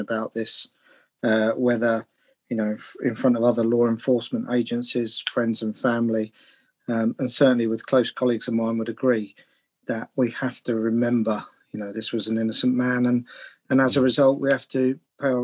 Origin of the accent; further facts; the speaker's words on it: Hertfordshire, East of England, United Kingdom; I grew up in Hertfordshire. Went to school in Hertfordshire.